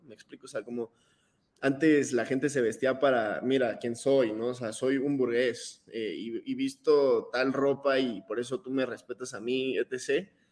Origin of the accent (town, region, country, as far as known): Mexico